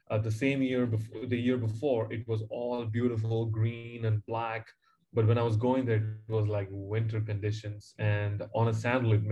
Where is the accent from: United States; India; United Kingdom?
India; Chennai, Tamil Nadu; moved away as an adult; also born or lived in New Zealand; I grew up in Chennai, uh, in a suburb in South India, and um, yeah, in a very humble beginning.